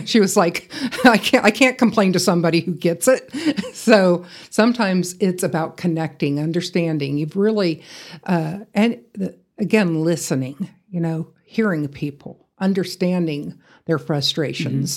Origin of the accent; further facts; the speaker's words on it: Atlanta, Georgia, United States; moved away as an adult; also born or lived in Iowa; now in Amarillo, United States; growing up in the Atlanta area